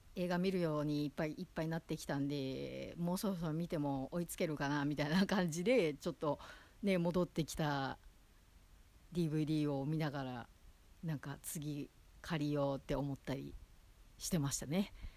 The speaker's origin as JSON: {"language": "Japanese", "region": "Osaka", "country": "Japan", "tie": "born or raised there", "moved": "yes", "lives_now": "Tokyo, Japan", "said": "元々こう、地元が大阪なんで"}